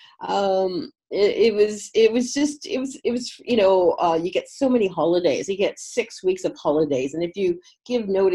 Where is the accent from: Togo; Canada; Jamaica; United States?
Canada; Toronto, Ontario; moved away as an adult; also born or lived in Munich, Germany; I know Toronto, I know Canada, 25 years I spent there.